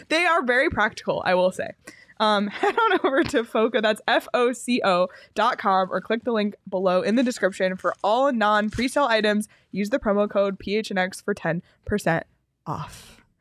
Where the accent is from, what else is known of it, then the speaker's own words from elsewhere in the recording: East Coast, United States; I'm from the East Coast